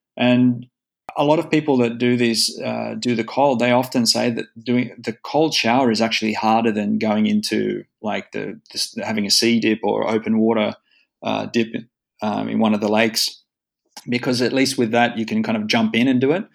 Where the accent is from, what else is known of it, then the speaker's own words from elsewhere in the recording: Sydney, New South Wales, Australia; moved away as an adult; now in Espoo, Finland; I was born in Manly, in, so which is just down the road from uh, Bondi